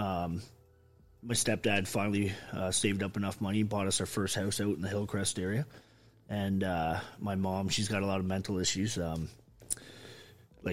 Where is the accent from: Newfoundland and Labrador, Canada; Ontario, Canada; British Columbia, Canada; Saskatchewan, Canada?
Ontario, Canada; Belleville; moved away as an adult; also born or lived in Toronto / Edmonton; I grew up in Belleville. I think my parents moved us to Belleville when I was 3.